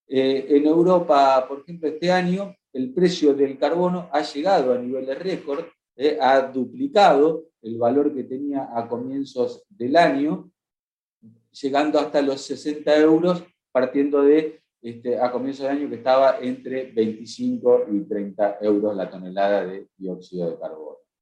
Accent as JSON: {"language": "Spanish", "country": "Argentina", "said": "como Argentina, donde somos especialistas en esto de la gestión de la fotosíntesis"}